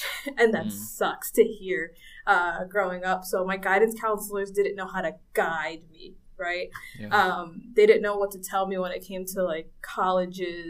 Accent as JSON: {"language": "English", "town": "Central Islip", "region": "New York", "country": "United States", "tie": "born or raised there", "also_born_or_lived": "Dominican Republic", "moved": "as an adult", "lives_now": "Portland, United States", "said": "I grew up in Central Islip, which is on Long Island"}